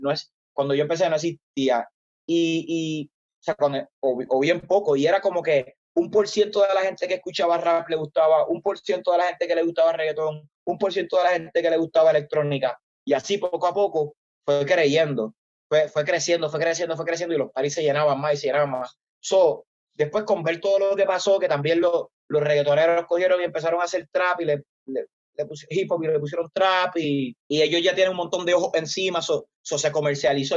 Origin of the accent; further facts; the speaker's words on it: Isabela, Puerto Rico; de donde soy, Isabela, que es el pueblo, como el town